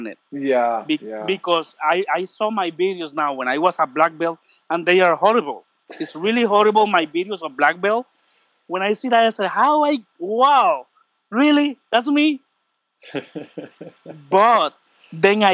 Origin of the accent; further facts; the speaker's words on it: Puerto Rico; English is a second language; I'm from Puerto Rico.